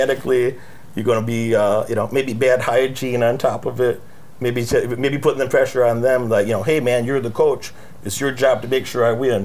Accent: United States; I grew up in American poverty

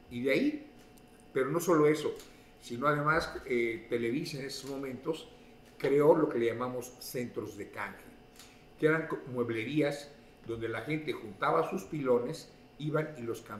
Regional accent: Mexico City, Mexico; moved away as an adult; also born or lived in Orizaba, Veracruz / Ciudad Juárez; now in Utah, United States; soy, originario de Orizaba, Veracruz, pero desde la edad de 5 o 6 años nos mudamos a, la Ciudad de México. Y ahí crecí

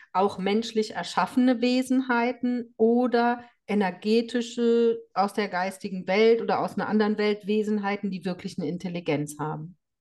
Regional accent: Germany; bei uns in Deutschland

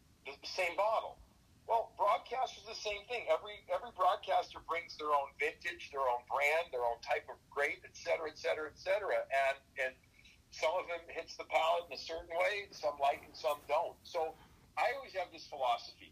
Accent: Chicago, Illinois, United States; moved away; also born or lived in New York City; being a Chicagoan by birth

